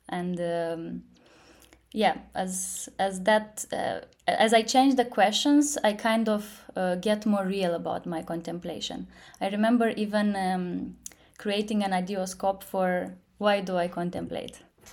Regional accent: Moldova; also born or lived in London / Silicon Valley; I'm from Moldova. I'm currently based in Moldova.

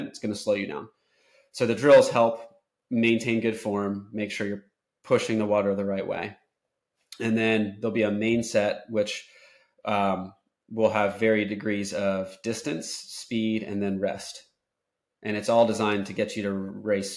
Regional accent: Ocean City, New Jersey, United States; now in Florida, United States; So growing up in Ocean City, New Jersey, where I did, I was in the ocean like since I was born all summer long

